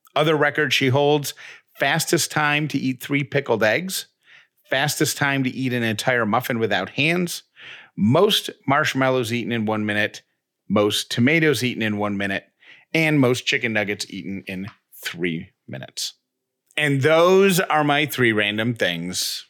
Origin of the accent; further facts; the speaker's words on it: Syracuse, New York, United States; I grew up in Syracuse.